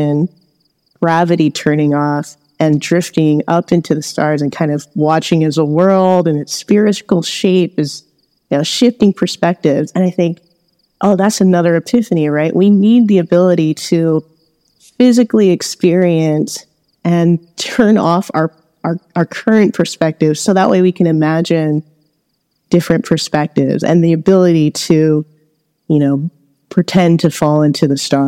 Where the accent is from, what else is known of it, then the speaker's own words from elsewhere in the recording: Los Angeles, California, United States; I grew up in Los Angeles, where there is a lot a lot of pollution